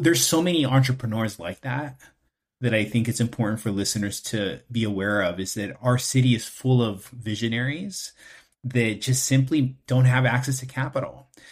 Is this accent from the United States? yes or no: yes; West Covina, California, United States; also born or lived in East Los Angeles / Los Angeles; I was born in East L A, and I was raised in West Covina, which is in the San Gabriel Valley